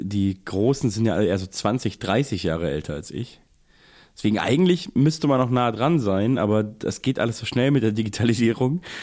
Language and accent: German; Germany; als Deutscher